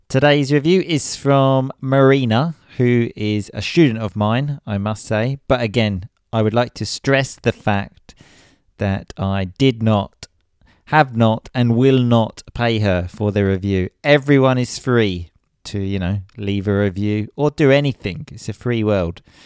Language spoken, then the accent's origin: English; England, United Kingdom; I'm English